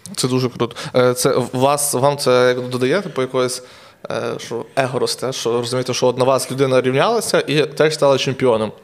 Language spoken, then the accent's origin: Ukrainian; Truskavets, Lviv Oblast, Ukraine; я сам з Трускавця